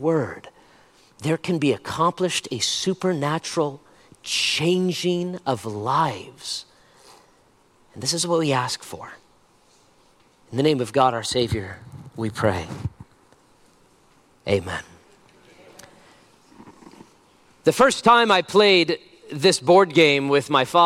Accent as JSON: {"language": "English", "country": "United States", "said": "I'm an American"}